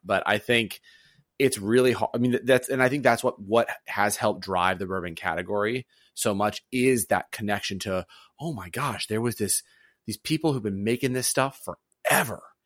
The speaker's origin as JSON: {"language": "English", "region": "the South", "country": "United States", "tie": "born or raised there", "moved": "yes", "said": "growing up in the South."}